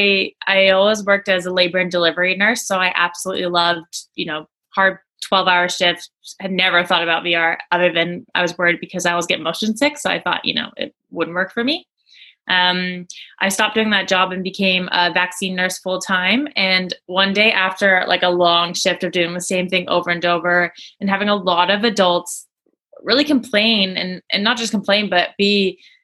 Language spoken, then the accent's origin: English; Vancouver, British Columbia, Canada; I'm from Vancouver, but I'm presently sitting in the UK right now.